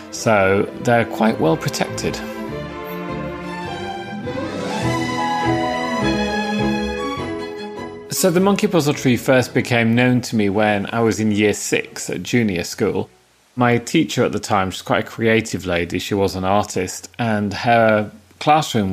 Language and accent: English; Yorkshire coast, Yorkshire and the Humber, United Kingdom; in the town where I grew up on the Yorkshire coast, it's so windswept and so open.